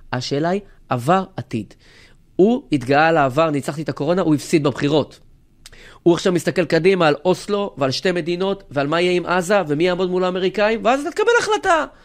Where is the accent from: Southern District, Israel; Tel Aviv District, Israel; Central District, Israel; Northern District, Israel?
Central District, Israel; Rehovot; וגדלתי ב- וגדלנו באותו עיר